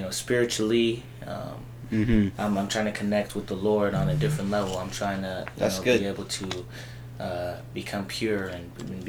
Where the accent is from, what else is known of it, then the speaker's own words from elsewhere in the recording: Bloomington, United States; I grew up here in Bloomington. It's been a long time, you know, since a little boy.